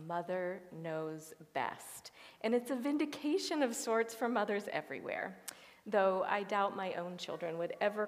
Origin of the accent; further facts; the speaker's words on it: Appalachia, United States; growing up in Appalachia